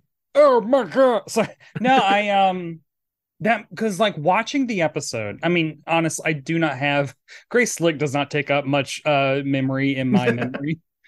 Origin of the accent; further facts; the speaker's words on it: Tennessee, United States; I'm from Tennessee, so I assume anyone on Long Island's a Yankee liberal.